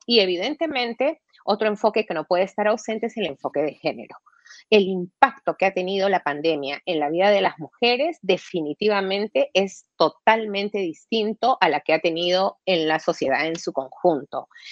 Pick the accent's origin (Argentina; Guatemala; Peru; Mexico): Peru; como peruana